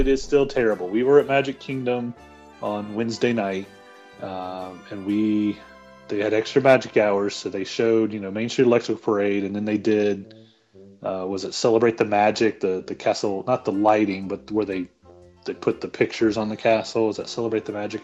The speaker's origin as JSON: {"language": "English", "region": "North Carolina", "country": "United States", "said": "I'm from North Carolina."}